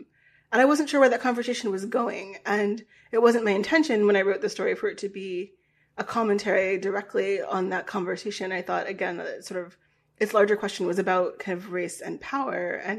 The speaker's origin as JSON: {"language": "English", "region": "Virginia", "country": "United States", "tie": "born or raised there", "said": "I grew up in Virginia. I went to a high school named after a Confederate general."}